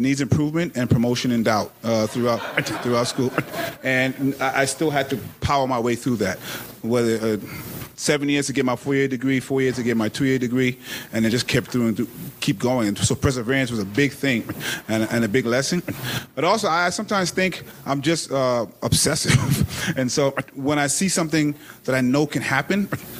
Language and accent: English; New York City, New York, United States; I reek of Brooklyn wherever I go